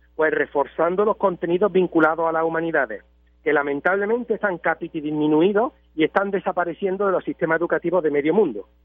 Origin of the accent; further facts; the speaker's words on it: Spain; Nosotros aquí en España bueno, aunque yo estoy ahora mismo en Puerto Rico, pero yo soy español